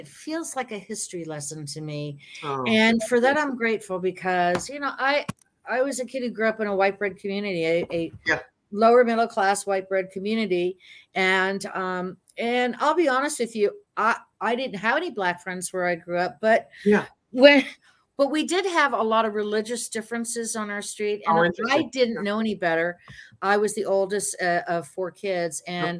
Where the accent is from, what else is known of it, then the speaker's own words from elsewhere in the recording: Hialeah, Florida, United States; I grew up in Hialeah, Florida, where there was a huge influx of the Cuban population coming in.